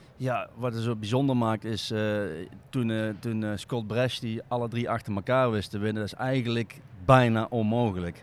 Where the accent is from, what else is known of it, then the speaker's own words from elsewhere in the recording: North Brabant, Netherlands; We komen uit Brabant